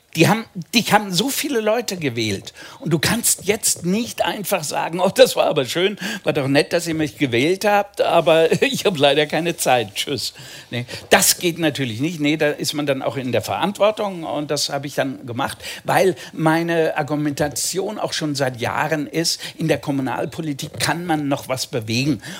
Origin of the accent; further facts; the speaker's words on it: Seeheim-Jugenheim, Hesse, Germany; also born or lived in Pfungstadt; Ich bin in Jugendheim geboren